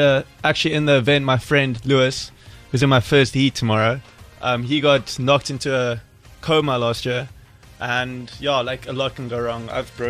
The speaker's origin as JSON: {"language": "English", "town": "Stellenbosch", "region": "Western Cape", "country": "South Africa", "tie": "born or raised there", "said": "my background's pretty much grew up in Stellenbosch, went to Paul Riss."}